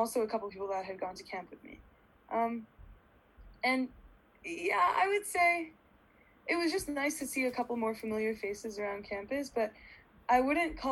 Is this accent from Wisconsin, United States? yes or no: no; Pasadena, California, United States; now in Los Angeles, United States; I grew up in Pasadena and I'm Persian and Jewish